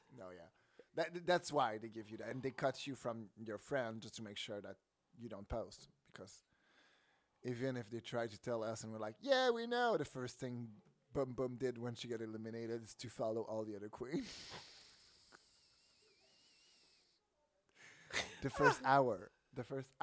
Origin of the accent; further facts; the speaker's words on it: Canada; English is a second language; I'm French Canadian